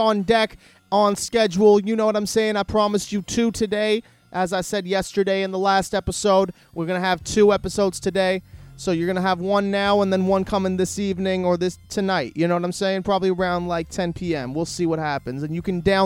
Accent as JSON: {"language": "English", "country": "Canada", "said": "I'm Canadian"}